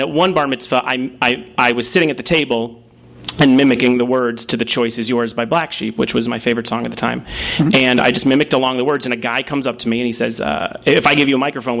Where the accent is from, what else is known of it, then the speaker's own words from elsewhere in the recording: Los Angeles, California, United States; When I was growing up in Woodland Hills